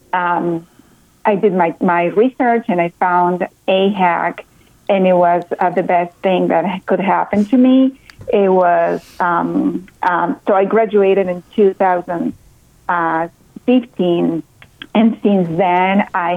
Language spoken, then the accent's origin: English; Colombia; English is a second language; now in New Hampshire, United States; I'm originally from Colombia, South America. You can tell I have a little bit of my accent.